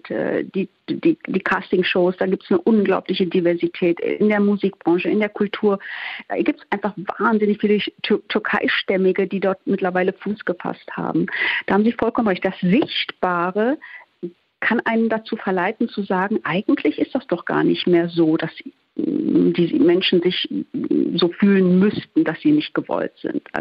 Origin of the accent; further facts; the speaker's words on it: Duisburg, North Rhine-Westphalia, Germany; Heimatstadt ist Duisburg. Äh, ich würde jetzt Heimatland ist natürlich Deutschland, aber ich komme aus Duisburg und ich bin in Duisburg sozialisiert. Und wenn mich jemand fragt, woher kommst du, komme ich natürlich aus Duisburg, ganz klar.